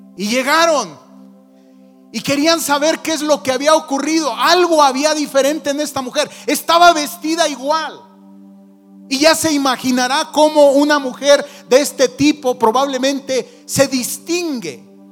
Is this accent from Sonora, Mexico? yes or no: no; Zacapu, Michoacán, Mexico; born or raised there